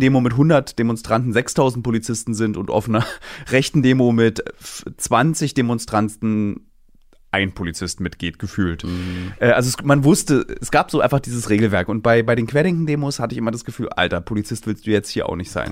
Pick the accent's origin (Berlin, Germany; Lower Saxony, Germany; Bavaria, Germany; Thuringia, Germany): Berlin, Germany; Ich bin einer als Berliner